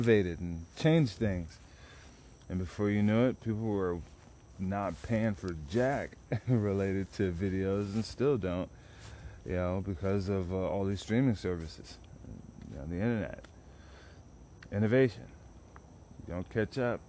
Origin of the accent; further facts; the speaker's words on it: Dallas, Texas, United States; also born or lived in San Antonio; I grew up in South Dallas, particularly South Oak Cliff back in the day, early 90s